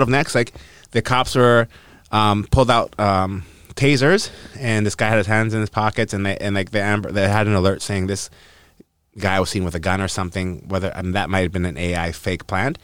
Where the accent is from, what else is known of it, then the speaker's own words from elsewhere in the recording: North Vancouver, British Columbia, Canada; I'm from North Van, actually